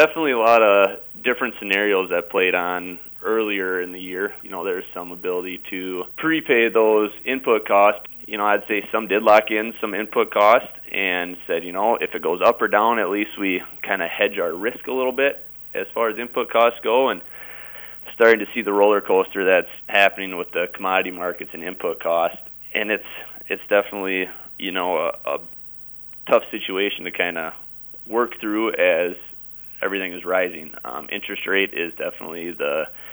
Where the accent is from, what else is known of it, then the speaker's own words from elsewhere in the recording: Lake Crystal, Minnesota, United States; I'm from Lake Crystal, Minnesota. I grew up just about 5 miles south of town here